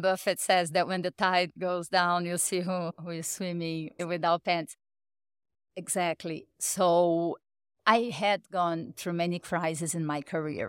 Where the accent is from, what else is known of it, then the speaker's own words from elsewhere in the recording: Rio de Janeiro, Brazil; also born or lived in Sao Paulo; I went to college in Brazil, in Rio. I'm from Rio.